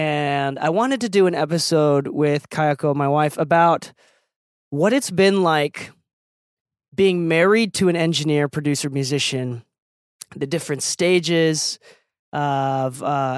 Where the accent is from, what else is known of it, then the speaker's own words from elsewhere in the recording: Okinawa, Japan; And I'm Okinawan. I'm from Okinawa, Japan.